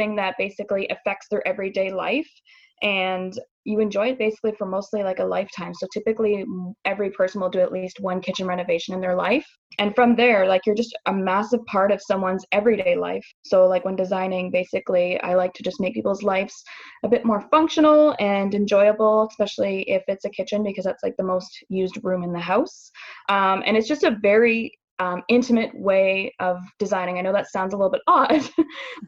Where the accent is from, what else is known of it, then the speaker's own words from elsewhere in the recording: Midland, Ontario, Canada; moved away as an adult; now in Windsor, Canada; I am originally from Midland, Ontario. I moved to Windsor about 3 years ago